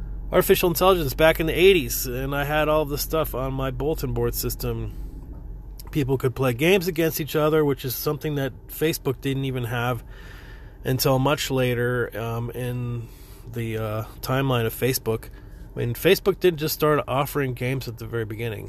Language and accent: English; Florida, United States; moved away as an adult; also born or lived in New York / California; now in Texas, United States; I'm originally from Florida, and I lived in Florida for pretty much until 2000